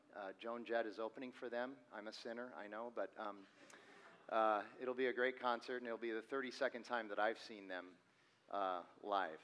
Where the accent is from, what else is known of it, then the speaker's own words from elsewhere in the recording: Phoenix, Arizona, United States; I was born and raised here in Phoenix